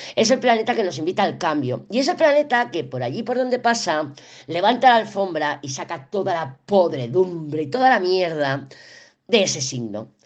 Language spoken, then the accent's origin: Spanish; Barcelona, Catalonia, Spain; moved away as an adult; also born or lived in Andorra; now in Sahagún, Spain; yo soy de Barcelona, yo soy muy cosmopolita, soy de Barcelona, además ciudad, o sea, capital. Yo nací en la calle Sevilla, en la Barceloneta